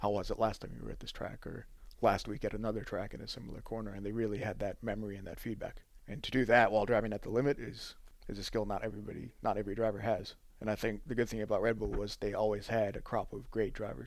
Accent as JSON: {"language": "English", "area": "outside of Chicago", "region": "Illinois", "country": "United States", "tie": "born or raised there", "also_born_or_lived": "Southampton / Europe", "moved": "as an adult", "said": "where I grew up in outside of Chicago"}